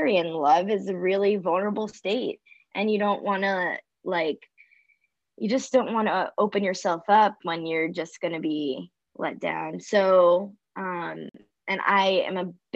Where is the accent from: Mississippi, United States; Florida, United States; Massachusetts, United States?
Florida, United States; moved away as an adult; also born or lived in New York City; I grew up in Florida, and then I moved to New York City to go to college and pursue my career.